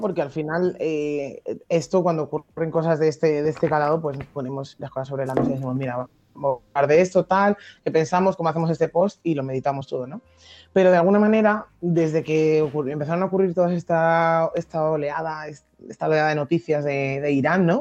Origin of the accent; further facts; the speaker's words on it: Madrid, Community of Madrid, Spain; accent: Madrid; Yo que soy de Madrid de toda la vida